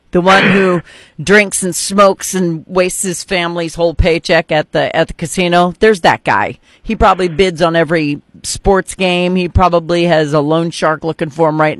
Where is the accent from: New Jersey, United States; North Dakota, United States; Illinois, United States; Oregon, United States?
North Dakota, United States; now in Cape Girardeau, United States; I grew up in North Dakota